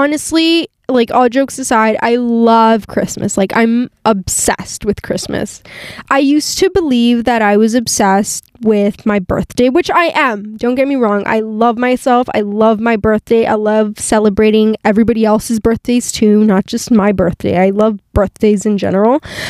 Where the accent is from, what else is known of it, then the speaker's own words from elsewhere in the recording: California, United States; born there; You know, my parents are Mexican. I was born in California, so, but obviously, like, I'm bilingual